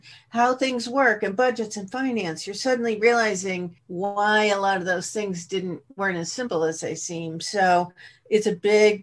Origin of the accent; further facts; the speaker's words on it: Boston, Massachusetts, United States; now in California, United States; I come originally from Boston. I'm in California now, but the youngest of a family of five that were, you know, grew up in the Boston area